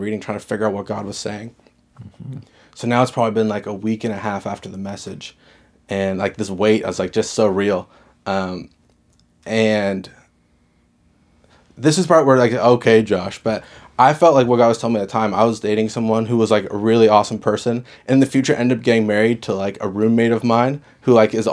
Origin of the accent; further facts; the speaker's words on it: Dartmouth, Nova Scotia, Canada; moved away as an adult; also born or lived in Halifax; now in Moncton, Canada; I grew up in Dartmouth. I lived in Halifax my whole life in the area